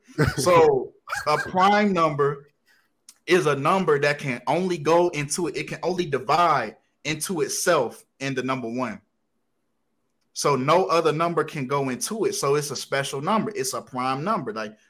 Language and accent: English; Detroit, Michigan, United States; Yep. Detroit.